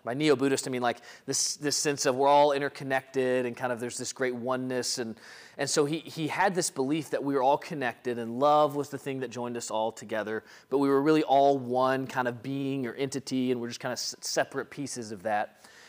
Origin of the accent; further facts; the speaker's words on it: Mississippi, United States; a Mississippi boy growing up in the Deep South